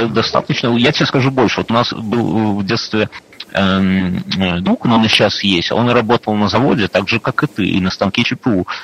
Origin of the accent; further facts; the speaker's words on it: Belarus; Мы белорусы как жили со времен Вышелка, так тут и никто нас не тусует.